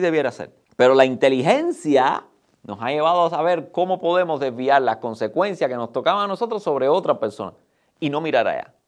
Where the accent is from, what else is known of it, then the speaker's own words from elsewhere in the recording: Cuba; los que somos cubanos que tenemos la experiencia de vivir bajo la misma realidad por 62 años